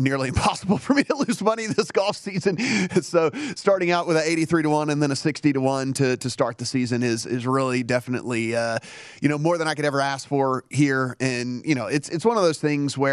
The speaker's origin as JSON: {"language": "English", "region": "Louisiana", "country": "United States", "moved": "yes", "said": "my home state of Louisiana"}